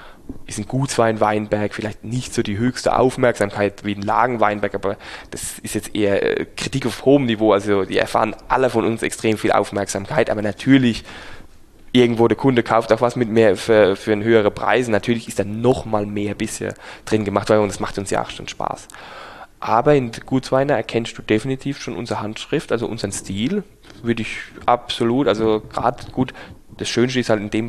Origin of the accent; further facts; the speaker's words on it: Rhineland-Palatinate, Germany; wir sind Pfälzer, Pfälzer Trinkkultur einfach